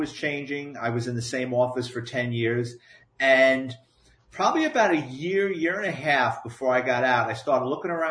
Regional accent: New York City, New York, United States; I grew up in the Bronx

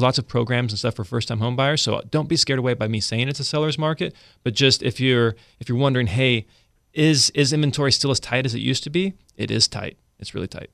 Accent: Central California, United States; moved away as an adult; now in Sacramento, United States; We're from Central California originally

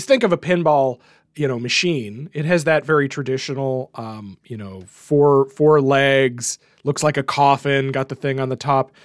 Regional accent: Canada; as a Canadian

